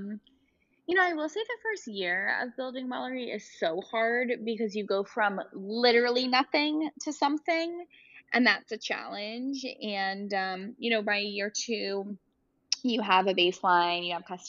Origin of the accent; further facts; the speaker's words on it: New York City, New York, United States; I grew up in Brooklyn, so I grew up in Cobble Hill